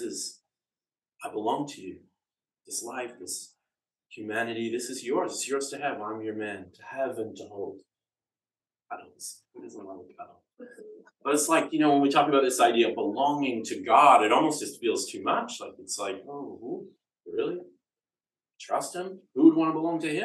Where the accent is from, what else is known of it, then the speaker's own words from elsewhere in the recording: Canada; accent: Canadian; the dulcet tones of my Canadian accent